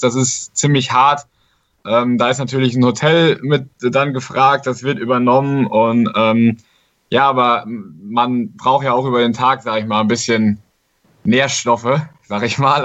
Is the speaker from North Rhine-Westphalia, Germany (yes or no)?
yes; Siegerland, North Rhine-Westphalia, Germany; ich komme aus dem Siegerland, habe da in Formwald in einem kleinen Dorf angefangen, Faustball zu spielen